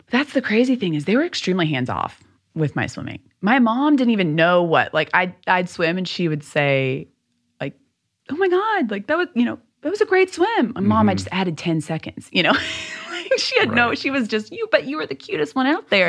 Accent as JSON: {"language": "English", "town": "Louisville", "region": "Kentucky", "country": "United States", "tie": "born or raised there", "said": "the society that I grew up in in Louisville was very much you should be very grateful for what you have"}